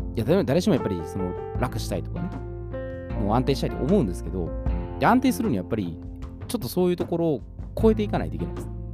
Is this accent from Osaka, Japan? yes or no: yes; Osaka, Japan; accent: Kansai dialect; 私は大阪人